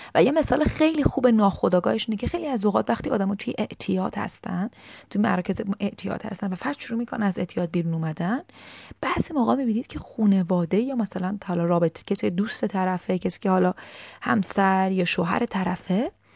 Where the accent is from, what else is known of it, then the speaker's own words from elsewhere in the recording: Iran; از تو فرهنگ ایرانی بزرگ شدیم